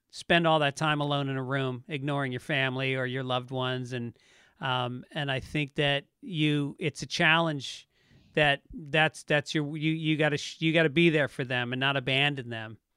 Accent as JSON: {"language": "English", "town": "Tarrytown", "region": "New York", "country": "United States", "tie": "born or raised there", "also_born_or_lived": "Bronx, New York", "said": "born in the Bronx, and then when I was about six, we moved to Tarrytown, New York, in Westchester County."}